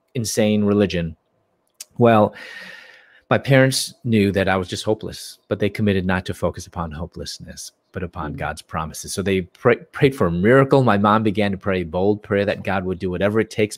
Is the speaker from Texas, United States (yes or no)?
no; Chicago, Illinois, United States; moved away as an adult; also born or lived in Louisville, Kentucky; I'm from Chicago and mm. I moved from Chicago to Louisville, Kentucky